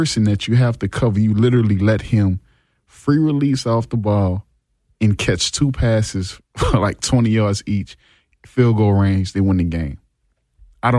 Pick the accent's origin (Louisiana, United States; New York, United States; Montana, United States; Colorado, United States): Louisiana, United States; New Orleans; I was from New Orleans